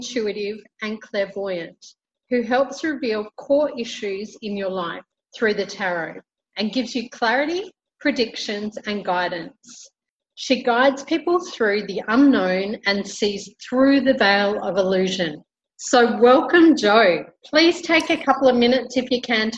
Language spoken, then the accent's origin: English; Brisbane, Queensland, Australia; now in Colombia; I am originally from Brisbane, Australia, and currently living in Colombia, South America.